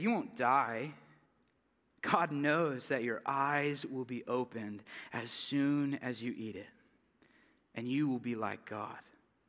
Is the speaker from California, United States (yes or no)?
yes; California, United States; moved away; I'm from California